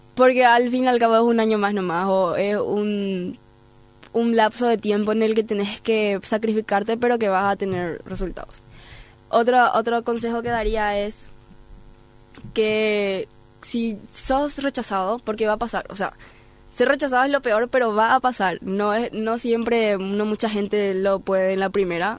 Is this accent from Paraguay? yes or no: yes; Paraguay; first language Spanish; yo soy paraguaya, mi primer idioma es español.